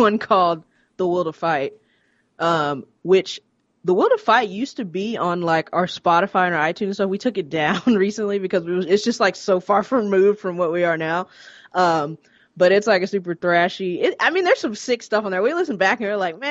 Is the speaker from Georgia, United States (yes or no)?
yes; Atlanta, Georgia, United States; moved away as an adult; now in Los Angeles, United States; we were all born in Atlanta. Well, me and Josh, we're from Atlanta, but we lived like kind of a little bit on the outskirts, like 20 minutes, like in the suburbs